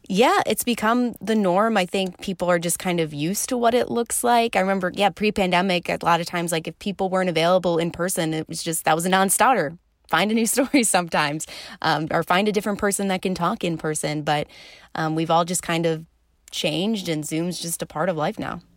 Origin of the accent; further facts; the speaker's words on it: suburbs of Philadelphia, Pennsylvania, United States; moved away as an adult; also born or lived in Illinois; the East Coast, about an hour outside of Philly, right along kind of the Jersey border, is where I grew up